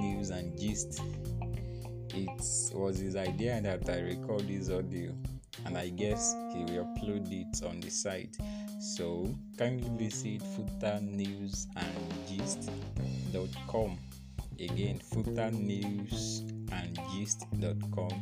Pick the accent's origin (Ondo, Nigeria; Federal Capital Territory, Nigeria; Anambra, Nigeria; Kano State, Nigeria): Ondo, Nigeria; Ilaje; also born or lived in Akure, Nigeria / Lagos State, Nigeria; I go from Akure to my hometown, Ilaje